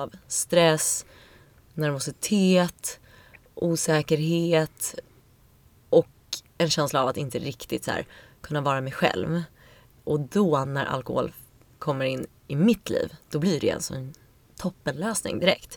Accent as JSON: {"language": "Swedish", "town": "Stockholm", "region": "Stockholm County", "country": "Sweden", "tie": "born or raised there", "also_born_or_lived": "New York", "said": "Jag är uppvuxen i Vasastan"}